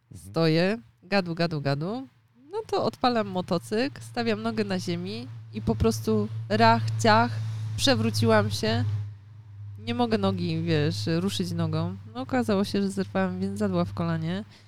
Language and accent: Polish; Poznań, Greater Poland, Poland; u nas w Poznaniu